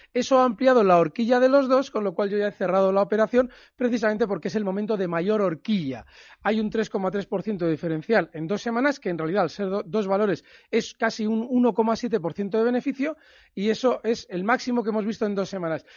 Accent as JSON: {"language": "Spanish", "town": "Bilbao", "region": "Basque Country", "country": "Spain", "said": "hayas estado por mi tierra"}